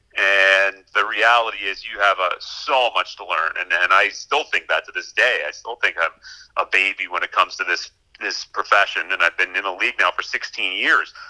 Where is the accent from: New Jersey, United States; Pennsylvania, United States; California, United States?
Pennsylvania, United States; Pittsburgh; moved away as an adult; also born or lived in Murrysville, Pennsylvania / New York; my hometown where I have family